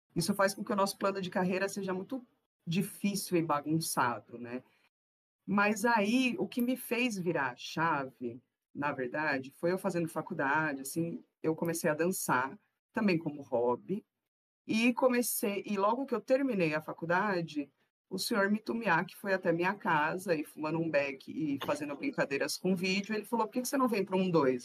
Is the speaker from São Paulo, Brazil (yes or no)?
yes; São Paulo, Brazil; eu nasci lá no, na divisa de São Paulo com Guarulhos, então eu sou bem lá do fundão da Zona Leste de São Miguel Paulista, e fui criada no Itaim Paulista.